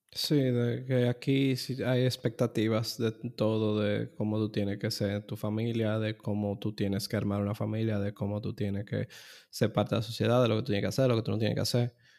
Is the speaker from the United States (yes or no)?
no; Dominican Republic; ser dominicano, de, de, vivir aquí en República Dominicana